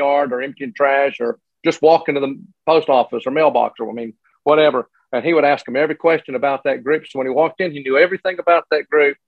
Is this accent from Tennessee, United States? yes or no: yes; Morristown, Tennessee, United States; I grew up in Morristown, Tennessee, well, a little little community outside of Morristown